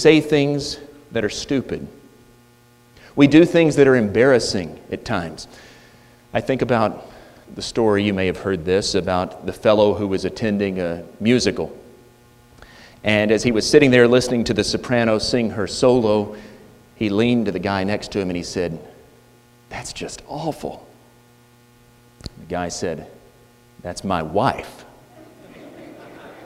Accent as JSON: {"language": "English", "country": "United States"}